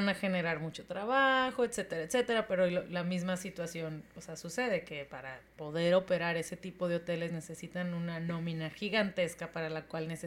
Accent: Tijuana, Baja California, Mexico; yo que vengo de Tijuana, esta ciudad que todo tiene

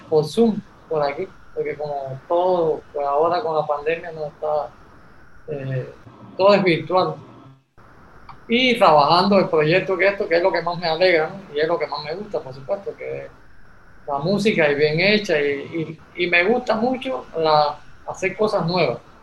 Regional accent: Camagüey, Cuba; moved away as an adult; now in Tabasco, Mexico; vengo de Cuba, a Camagüey, de la provincia de Camagüey

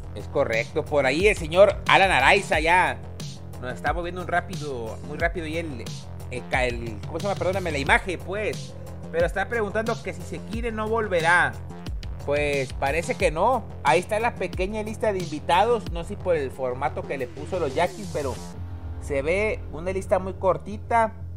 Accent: Mexico; uno como mexicano

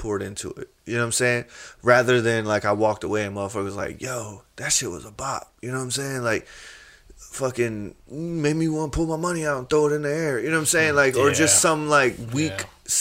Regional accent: the South, United States; I grew up in the South

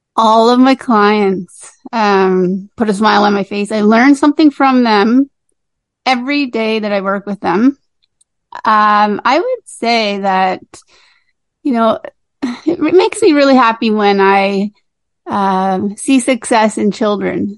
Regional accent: Cape Breton, Nova Scotia, Canada; I grew up in Cape Breton on Cape Breton Island in uh, Nova Scotia here

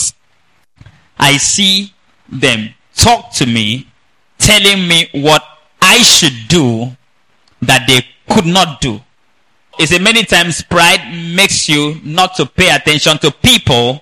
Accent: Nigeria; I'm from Nigeria

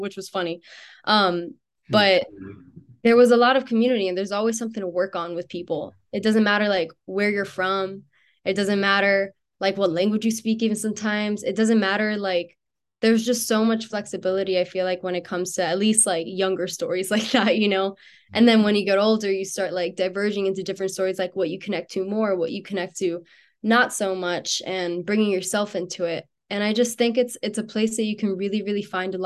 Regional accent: Miami, Florida, United States; moved away as an adult; now in Pittsburgh, United States; I grew up in Miami.

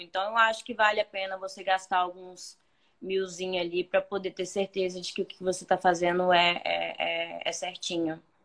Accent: interior of Espírito Santo, Brazil; moved away as an adult; now in Toronto, Canada; Sou bem do interior do Espírito Santo

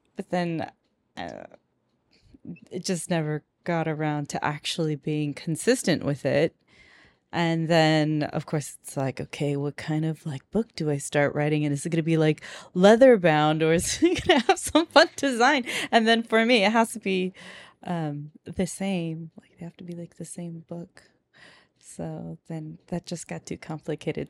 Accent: Moreno Valley, California, United States; moved away; also born or lived in Perris, California; my parents, um, just chose Moreno Valley

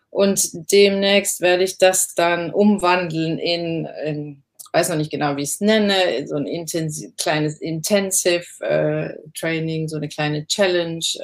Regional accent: Southern Germany, Germany; also born or lived in Cologne; Ja, ich komme ja aus dem Süden und habe sehr lange in Köln gewohnt

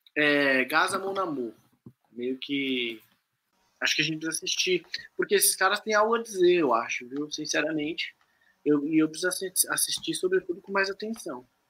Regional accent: São Paulo, Brazil; ela falou que mora no Campo Limpo, que é onde eu cresci

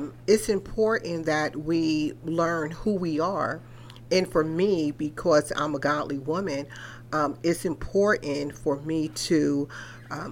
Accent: New York, United States; I was born and raised in New York

